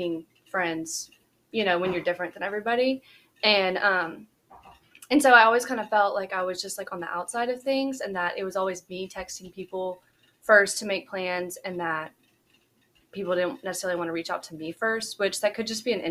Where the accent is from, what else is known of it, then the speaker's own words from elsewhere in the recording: Shreveport, Louisiana, United States; moved away as an adult; now in Baton Rouge, United States; I grew up on a farm just right outside of Shreveport